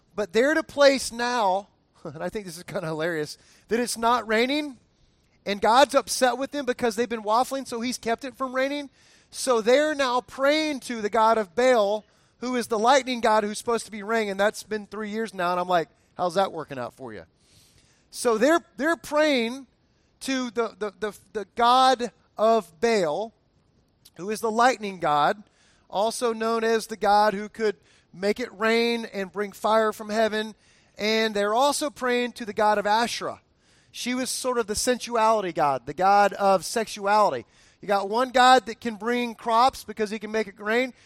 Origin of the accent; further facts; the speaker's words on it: Fort Lauderdale, Florida, United States; I grew up in Fort Lauderdale area, Miami area